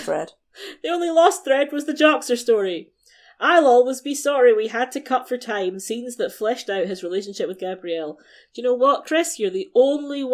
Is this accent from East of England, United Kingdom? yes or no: no; Scotland, United Kingdom; I'm a Scot